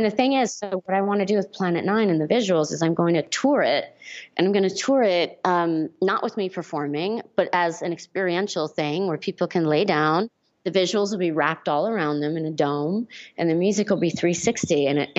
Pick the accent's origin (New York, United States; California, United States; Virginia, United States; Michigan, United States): California, United States; Hollywood; I grew up in Hollywood.